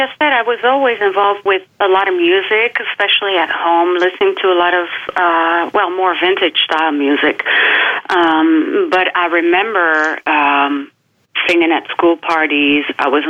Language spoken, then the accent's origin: English; the South, United States; Yeah, well, I grew up in the South in a very caring family, and I was always surrounded by lots of music and love.